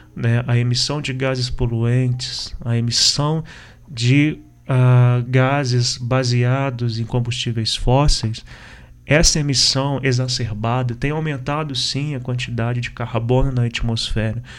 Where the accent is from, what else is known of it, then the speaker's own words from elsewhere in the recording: interior of Minas Gerais, Brazil; eu particularmente sou do interior de Minas